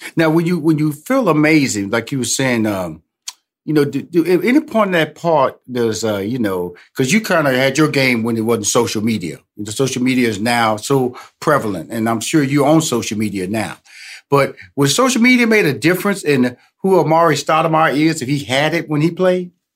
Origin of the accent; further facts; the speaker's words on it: Houston, Texas, United States; I'm originally from Houston, Texas